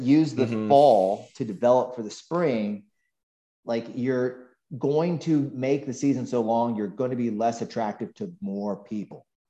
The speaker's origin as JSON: {"language": "English", "town": "Weston", "region": "Florida", "country": "United States", "tie": "born or raised there", "moved": "yes", "said": "I grew up in Weston, well, in Bonaventure, the poor man's"}